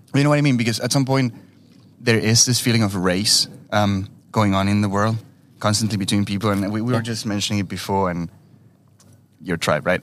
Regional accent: Uruguay; moved away; I was born in Uruguay, but uh, with a strong Italian heritage

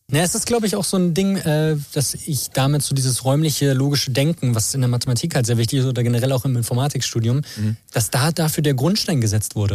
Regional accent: Berlin, Germany; moved away as an adult; now in Chemnitz, Germany; ich komme aus Berlin, ich habe hier studiert

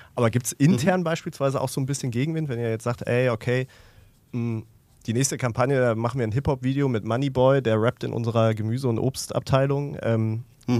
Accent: Ruhr area, North Rhine-Westphalia, Germany; ich komme aus dem Ruhrgebiet

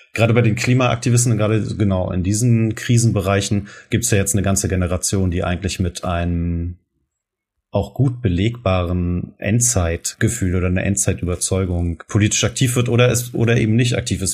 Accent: Germany; wir das als Deutsche oder aus Menschen aus Deutschland

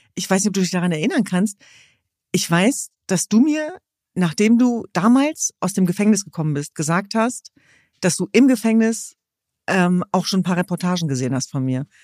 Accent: Germany; in meinem Land, ja nicht in diesem, sondern in meiner Heimat äh, sichtbare Migrationsgeschichte zu haben

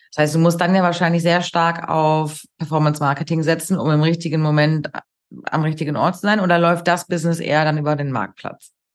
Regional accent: Hamburg, Germany; für mich hier als Hamburgerin

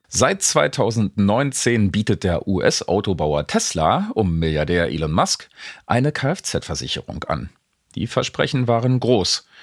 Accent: East Germany, Germany; bei uns in der DDR

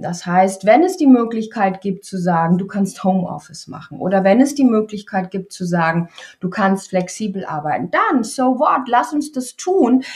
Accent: East Frisia, Lower Saxony, Germany; in Ostfriesland, da wo ich groß geworden bin

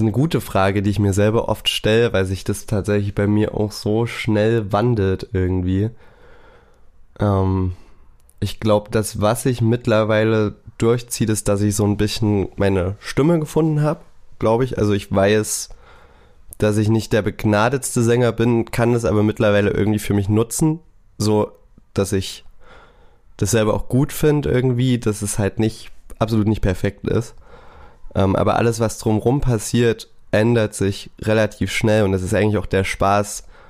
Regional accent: Saxony, Germany; ich bin dort geboren, ich wohne hier

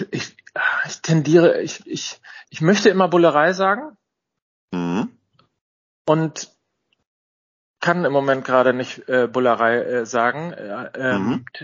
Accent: North Rhine-Westphalia, Germany; ich bin ja, bin ja Ostwestfale und ich bin immer so mit dem Stammkneipengedanken groß groß geworden.

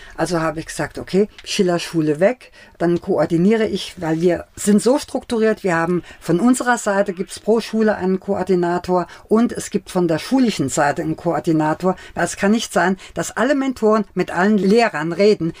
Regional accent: Bildstock, Saarland, Germany; born or raised there; also born or lived in Bad Godesberg; now in Mainz, Germany

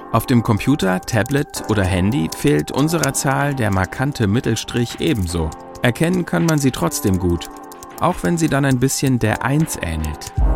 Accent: Germany; bei uns in Deutschland

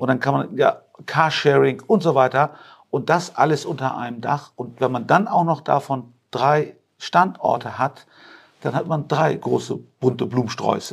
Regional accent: Hamburg, Germany; also born or lived in Turkey; now in Rosengarten, Germany; ich bin ja äh, gebürtig türkisch, aber ich bin ein Hamburger Jung. Ich war ja. seit meinem dritten Lebensjahr bin ich also in Hamburg groß geworden, in Eimsbüttel

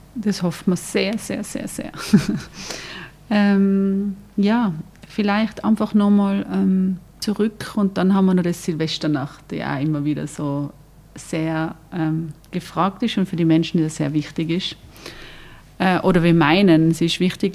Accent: Tyrol, Austria; ich bin auch Tirolerin

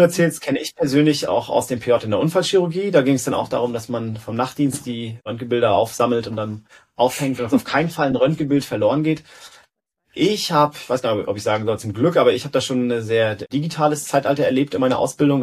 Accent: Rostock, Mecklenburg-Vorpommern, Germany; also born or lived in Berlin, Germany / Stockholm, Sweden; Dann hat's mich zurück nach Rostock wieder gebracht, in meine Heimatstadt

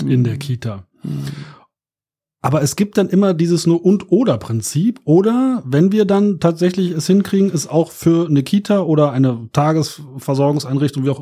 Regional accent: Berlin, Germany; Ich komme aus Berlin, ne? Aus Neukölln

